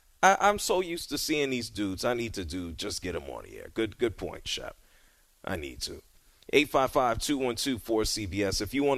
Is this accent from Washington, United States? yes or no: no; New York City, New York, United States; And I'm from the Bronx, New York.